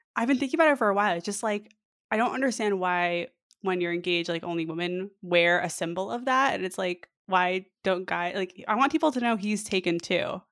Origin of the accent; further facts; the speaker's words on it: New York, United States; moved away as an adult; now in Mountain View, United States; I'm from New York